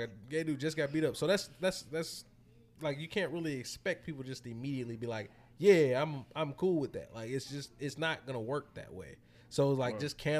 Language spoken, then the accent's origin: English; Houston, Texas, United States; also born or lived in Pearland; growing up in Houston early on in life